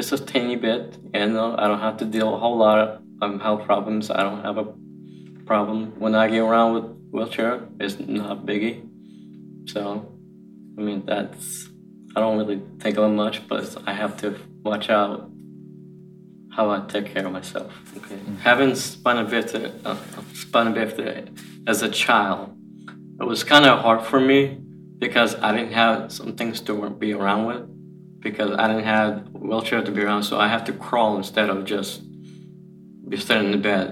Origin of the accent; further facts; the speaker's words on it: Ukraine; moved away; I'm 25 years old, and I'm from Ukraine. I've lived in the orphanage 14 years.